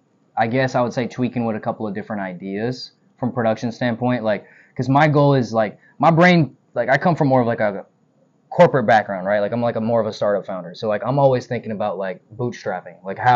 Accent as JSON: {"language": "English", "region": "the South", "country": "United States", "tie": "born or raised there", "said": "all I can tell you is I'm proud to say I was raised in the South."}